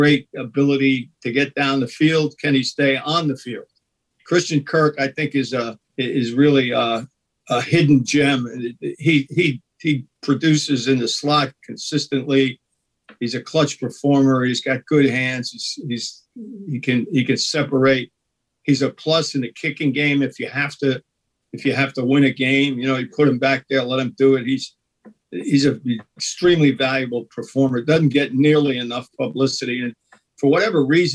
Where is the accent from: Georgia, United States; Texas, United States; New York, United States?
New York, United States; New York City; the Bronx, my hometown